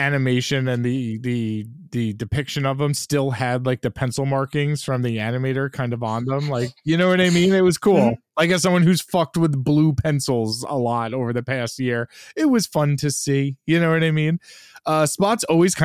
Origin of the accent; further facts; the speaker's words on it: New York, United States; As a New Yorker